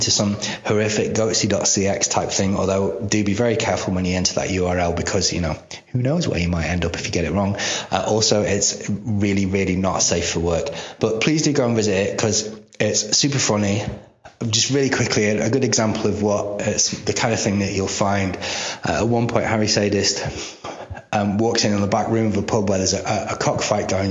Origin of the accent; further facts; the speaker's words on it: United Kingdom; here in Britain because I'm a British person